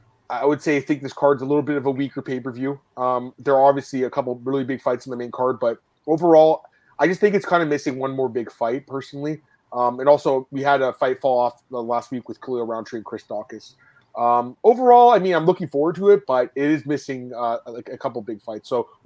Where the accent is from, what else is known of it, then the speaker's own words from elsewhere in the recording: Canada; back in my home country of Canada